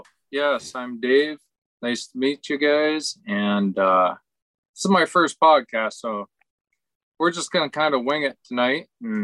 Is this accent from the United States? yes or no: yes; Pennsylvania, United States; I grew up in Western Pennsylvania. You know, I mean, I grew up fishing.